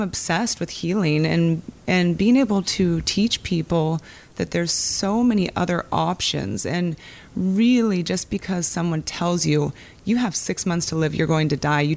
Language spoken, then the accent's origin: English; Ocean Shores, Washington, United States; In Washington, in a small town, Ocean Shores, Washington.